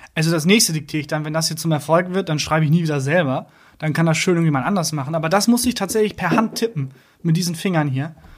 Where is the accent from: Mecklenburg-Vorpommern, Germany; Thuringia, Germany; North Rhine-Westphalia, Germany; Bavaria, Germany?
North Rhine-Westphalia, Germany; Bielefeld; now in Cologne, Germany; Ich komme aus Bielefeld